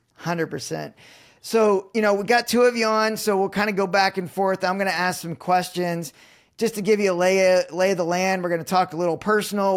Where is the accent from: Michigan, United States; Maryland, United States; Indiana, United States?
Indiana, United States; I'm still in Indiana, so born and raised, it's, it's, it's, it's my roots